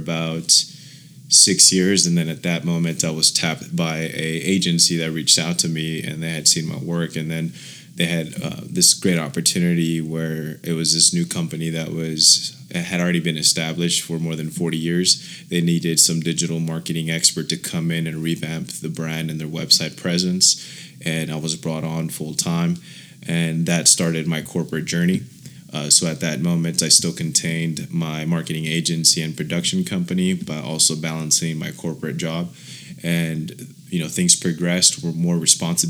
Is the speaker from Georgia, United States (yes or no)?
no; Oxnard, California, United States; my origin story basically started in the city of Oxnard. I was raised by a single mother